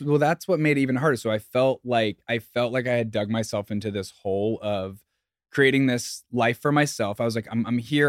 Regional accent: southern Indiana, United States; moved away as an adult; also born or lived in Bloomington, Indiana; now in New York City, United States; I grew up in the Midwest. I grew up in a small town in southern Indiana, right on, like, the border of Kentucky

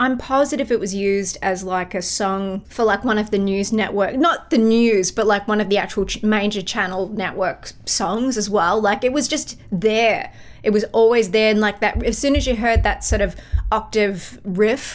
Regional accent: Melbourne, Victoria, Australia; moved away as an adult; now in United States; I'm from Melbourne

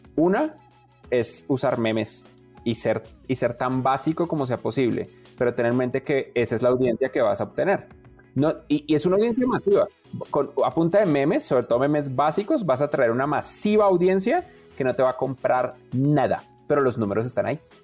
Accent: Colombia; ambos somos colombianos

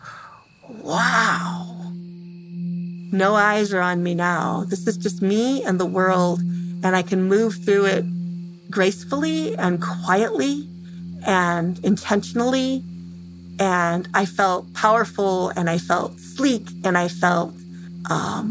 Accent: Temperance, Michigan, United States; I'm from Temperance, Michigan

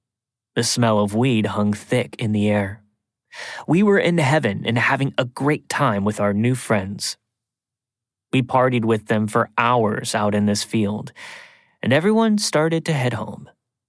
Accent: Tennessee, United States; also born or lived in Atlanta; A little backstory about me, I'm originally from the Appalachian Mountains in East Tennessee and had moved to Atlanta when I was very young. My hometown is a very small and isolated town that sits in the valley surrounded by beautiful mountains.

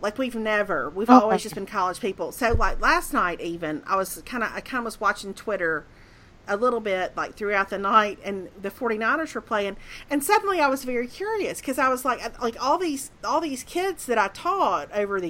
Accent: Mississippi, United States; moved away; also born or lived in Birmingham, Alabama; when I was growing up in Mississippi

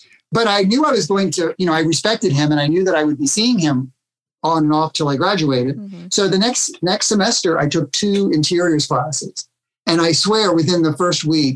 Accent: Washington, District of Columbia, United States; I was born in Washington, D.C., but I grew up in the suburbs

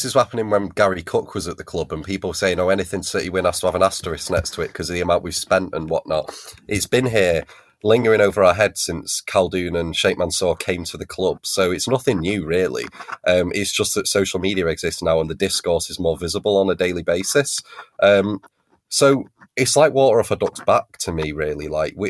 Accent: Stockport, North West England, United Kingdom; I'm 24 from Stockport.

